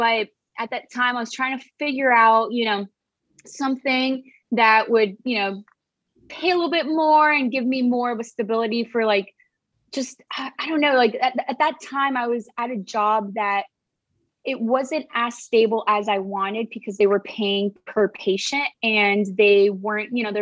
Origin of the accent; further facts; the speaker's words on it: Miami, Florida, United States; moved away as an adult; also born or lived in Caracas, Venezuela / Los Angeles; now in San Diego, United States; I'm actually originally from Venezuela, Caracas, and I was raised in Miami, Florida